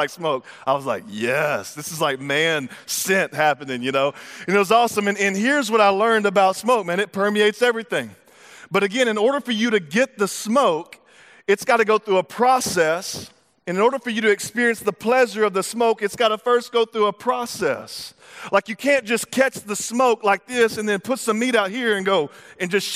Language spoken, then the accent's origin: English; Texas, United States; I'm from Texas